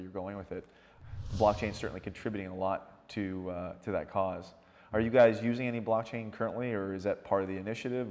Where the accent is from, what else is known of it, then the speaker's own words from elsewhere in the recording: Washington, United States; Washington State, mm-hmm. my hometown